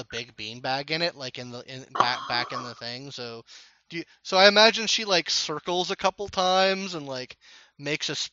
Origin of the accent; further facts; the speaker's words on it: Texas, United States; I'm from Texas.